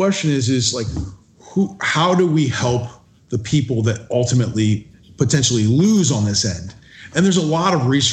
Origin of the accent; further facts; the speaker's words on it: Florida, United States; I was born and raised in Florida.